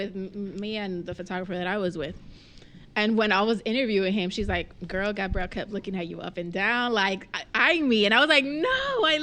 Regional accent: Miami, Florida, United States; Dwayne Wade, like in my hometown

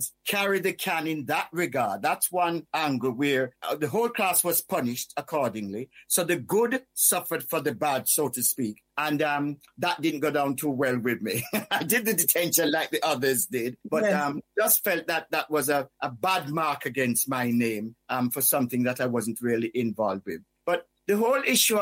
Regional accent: Whitehall, Saint Thomas, Jamaica; moved away; also born or lived in United Kingdom; when I was growing up in Whitehall, St. Thomas, Jamaica, although I'm British born, I grew up in the Caribbean

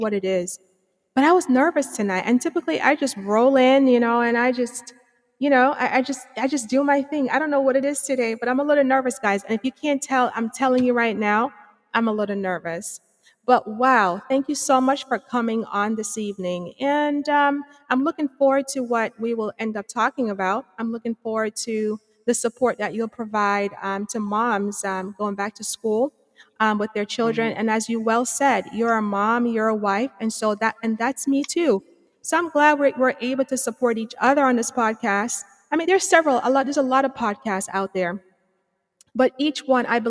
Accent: Jamaica; moved away; I'm from Antigua Bay, Jamaica. I mean, I have some education, you know, across the waters there and some here

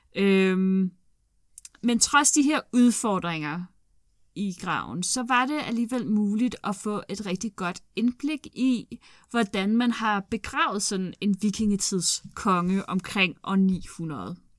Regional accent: Glostrup, Capital Region of Denmark, Denmark; Jeg er fra Klostrup

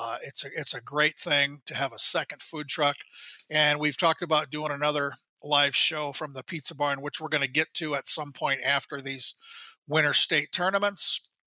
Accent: Graettinger, Iowa, United States; now in Minnesota, United States; my hometown of Grettinger, Iowa

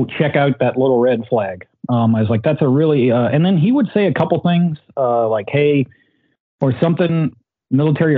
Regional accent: Southern Virginia, United States; I'm a redneck from Southern Virginia

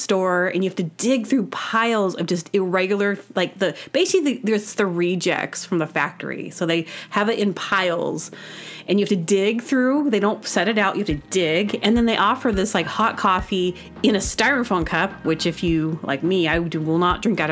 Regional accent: Booneville, Arkansas, United States; accent: Southern; I was born in Arkansas, a little teeny town called Boonville

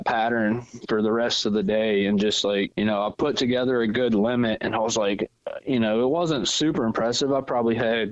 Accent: Virginia, United States; I wasn't born here, but yeah, I've been here since I was like 6 years old. So yeah, I say I'm from Virginia.

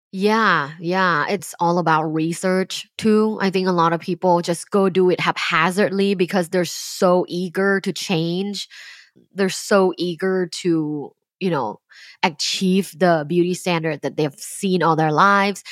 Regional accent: Thailand; moved away as an adult; now in United States; I'm from Thailand. I moved here for graduate school.

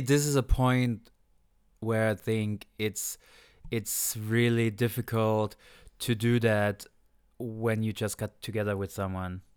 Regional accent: Saarland, Germany; moved away

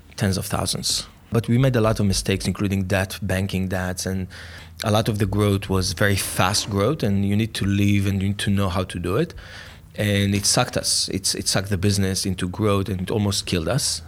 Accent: Jerusalem, Jerusalem District, Israel; also born or lived in Tel Aviv; born in Israel, grew up in Jerusalem.

